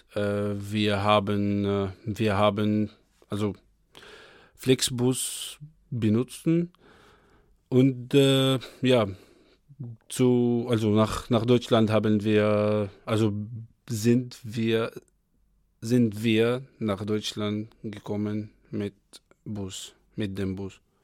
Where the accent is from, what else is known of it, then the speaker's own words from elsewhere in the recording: Egypt; German is a second language; also born or lived in Kyiv, Ukraine; now in Kassel, Germany; ich komme aus Ägypten